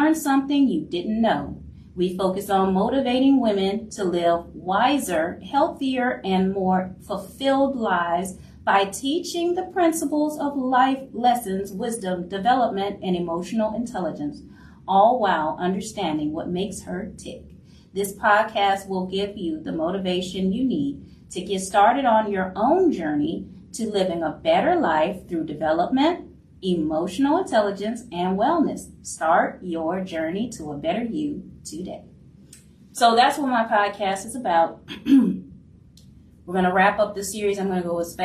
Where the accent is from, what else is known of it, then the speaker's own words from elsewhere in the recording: New Orleans, Louisiana, United States; I am from New Orleans, so very proud Louisiana Creole here